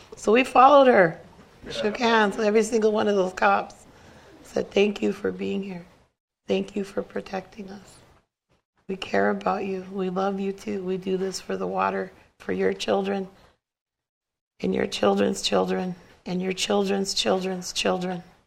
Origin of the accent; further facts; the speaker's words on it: Cheyenne River Sioux Reservation, South Dakota, United States; I come from the Cheyenne River Sioux Reservation.